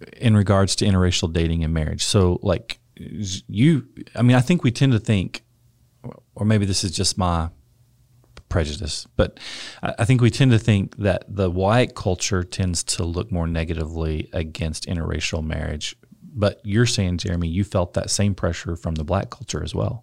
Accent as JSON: {"language": "English", "region": "West Texas", "country": "United States", "tie": "born or raised there", "said": "I grew up in West Texas, uh, conservative, rural West Texas"}